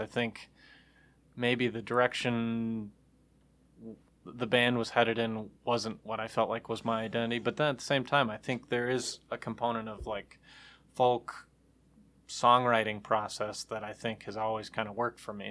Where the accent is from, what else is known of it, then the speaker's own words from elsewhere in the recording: Troy, Michigan, United States; Troy, Michigan is where I'm from